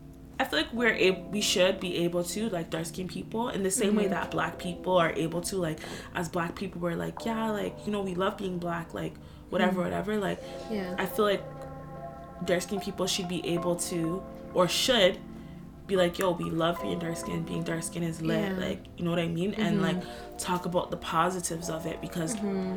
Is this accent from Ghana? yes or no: yes; Ghana; me being dark-skinned, me being a woman, me being Ghanaian, like, every single thing has to do with that.